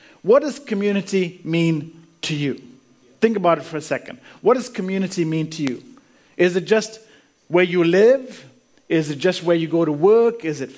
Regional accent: Canada; also born or lived in India / Zambia; now in Australia; So I was born in India. Then we moved to Africa, lived in Africa, in Zambia, which is really Central Africa. Then we moved to Canada, and that's where I lived most of my life. So, you know, grew up mainly in Canada.

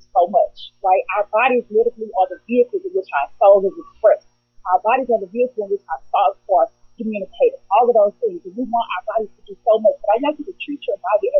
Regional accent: St. Louis, Missouri, United States; I'm from St. Louis, Missouri, Midwest

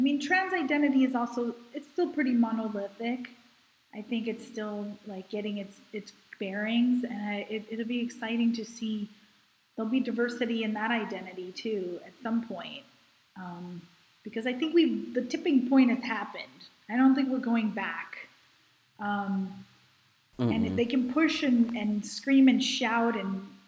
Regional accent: New York, United States; I'm from New York

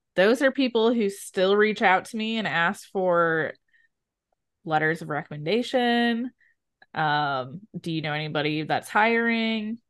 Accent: Midwest, United States; I'm from the Midwest

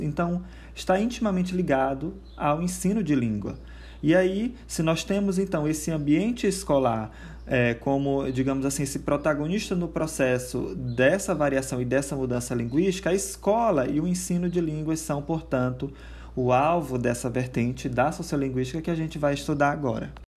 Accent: Brazil; do nosso português brasileiro

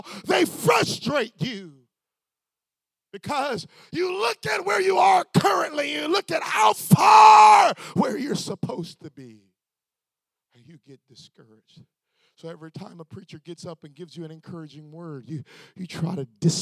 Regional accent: Florida, United States; I'm just from Florida.

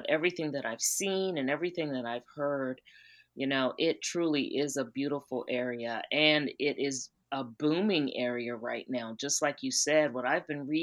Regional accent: South Carolina, United States; I'm from South Carolina

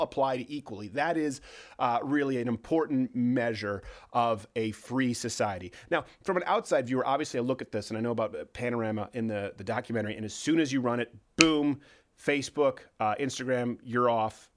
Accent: Canada; now in United States; I'm from Canada.

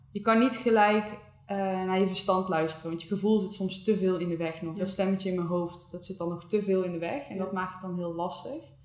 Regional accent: Breda, North Brabant, Netherlands; moved away as an adult; also born or lived in Eindhoven; we komen alle twee uit Breda

